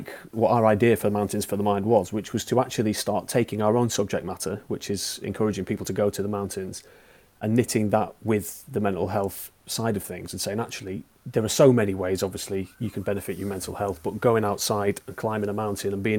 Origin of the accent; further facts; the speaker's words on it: the Pennines, England, United Kingdom; I grew up in the Pennines, in the middle of nowhere, basically.